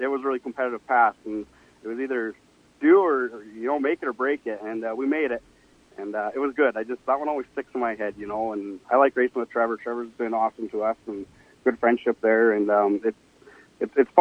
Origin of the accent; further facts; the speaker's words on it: Quesnel, British Columbia, Canada; I'm from Quesnel here, Central Interior.